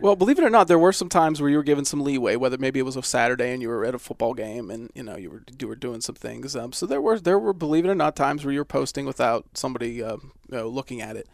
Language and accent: English; Johnstown, Pennsylvania, United States; also born or lived in Indiana, Pennsylvania; I grew up near Johnstown